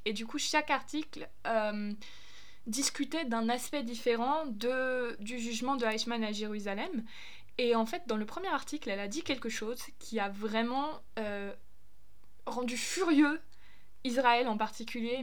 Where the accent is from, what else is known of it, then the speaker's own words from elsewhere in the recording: Germany; moved away; also born or lived in United States; je suis allemande